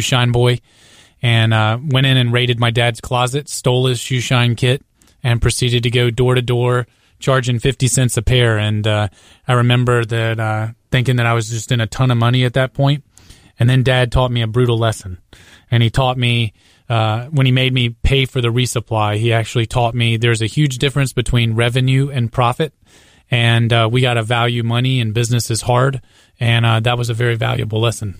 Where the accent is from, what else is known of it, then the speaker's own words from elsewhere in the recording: Greenville, South Carolina, United States; I grew up in Greenville, South Carolina